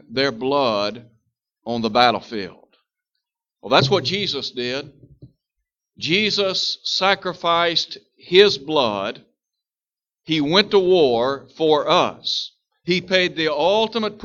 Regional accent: United States; we are citizens in the United States of America

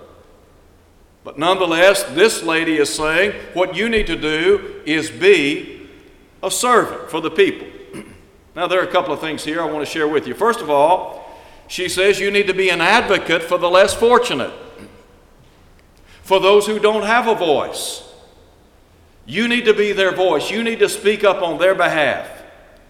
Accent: Chattanooga, Tennessee, United States; when I was a child growing up in Chattanooga, Tennessee

